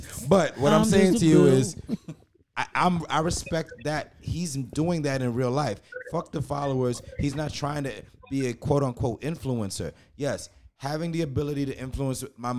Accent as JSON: {"language": "English", "country": "Jamaica", "said": "yeah, I'm Jamaican as fuck."}